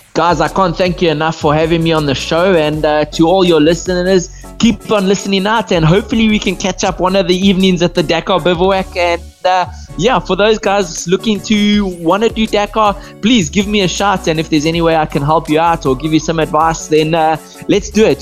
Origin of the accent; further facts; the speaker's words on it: Botswana; being born and bred in Botswana and, and living in Botswana my whole life